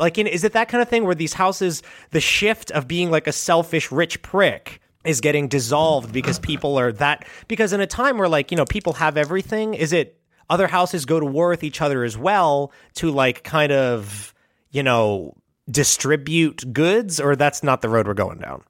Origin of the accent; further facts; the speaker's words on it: United States; as an American